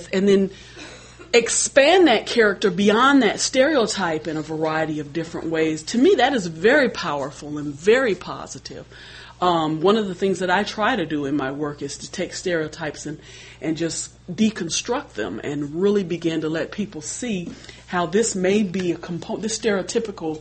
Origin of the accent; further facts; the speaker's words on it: Des Moines, Iowa, United States; as an African American, I was raised in Des Moines, Iowa.